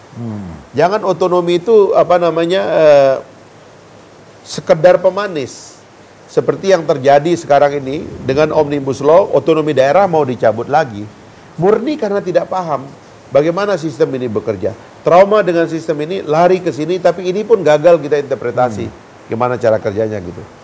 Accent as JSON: {"language": "Indonesian", "area": "Sumbawa", "region": "West Nusa Tenggara", "country": "Indonesia", "said": "saya Sumbawa"}